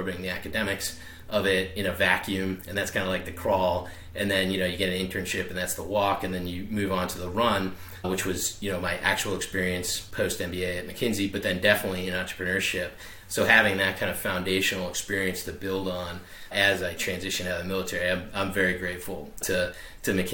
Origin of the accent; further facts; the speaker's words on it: South Shore of Boston, Massachusetts, United States; now in Greeneville, Tennessee, United States; I'm originally from the South Shore of Boston. So I am definitely a Yankee